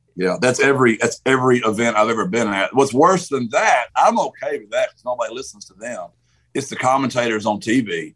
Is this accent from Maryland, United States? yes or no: no; Gilmer, Texas, United States; also born or lived in San Antonio, Texas; Gilmer's, my hometown, my high school